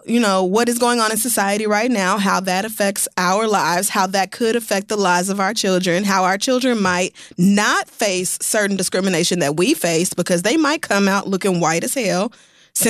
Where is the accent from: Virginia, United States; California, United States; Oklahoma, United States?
Oklahoma, United States; I'm literally Native American. Like, do you have, maybe because I grew up in Oklahoma, I actually do know what has happened to Native Americans